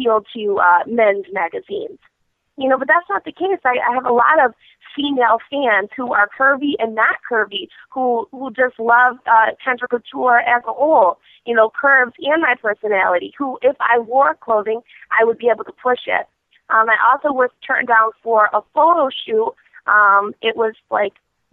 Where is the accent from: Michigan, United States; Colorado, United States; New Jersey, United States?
Michigan, United States; I'm from Michigan